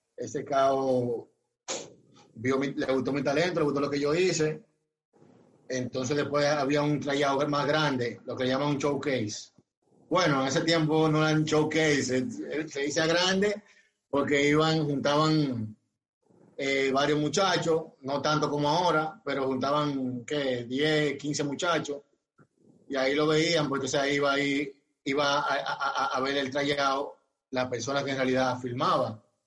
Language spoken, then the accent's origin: Spanish; Barahona, Dominican Republic; yo soy de Barahona